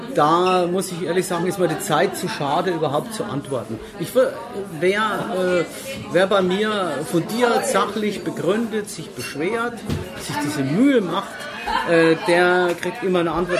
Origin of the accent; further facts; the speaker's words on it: Würzburg, Bavaria, Germany; ich bin äh, geborener Würzburger